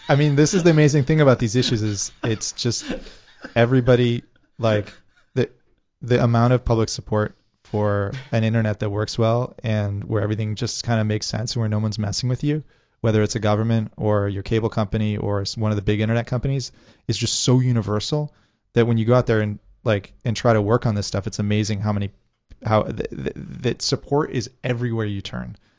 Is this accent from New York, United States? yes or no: no; Worcester, Massachusetts, United States; growing up in Worcester